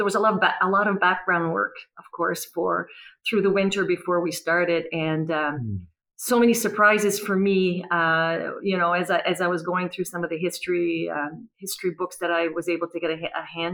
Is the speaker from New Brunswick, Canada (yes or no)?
yes; Dalhousie, New Brunswick, Canada; moved away; I'm originally from Dalhousie